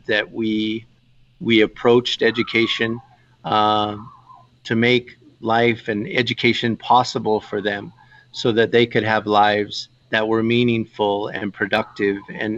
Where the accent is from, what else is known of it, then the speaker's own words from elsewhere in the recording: Fort Wingate, New Mexico, United States; I grew up on the Navajo Reservation